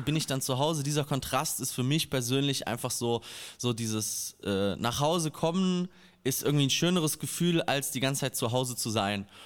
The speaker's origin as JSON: {"language": "German", "region": "a small village in Hesse", "country": "Germany", "said": "mein kleines hessisches Dorf"}